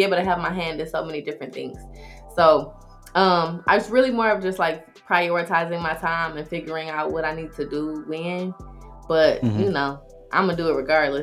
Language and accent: English; Detroit, Michigan, United States; But, yeah, I'm from Detroit.